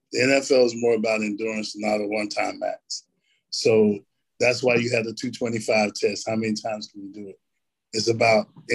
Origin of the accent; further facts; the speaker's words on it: Elizabethtown, North Carolina, United States; I grew up in a little town called Elizabethtown. We're kind of like a blueberry capital